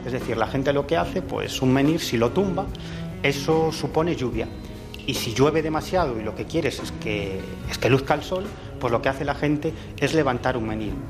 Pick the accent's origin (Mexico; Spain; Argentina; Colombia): Spain; Galicia; mi tierra, en Galicia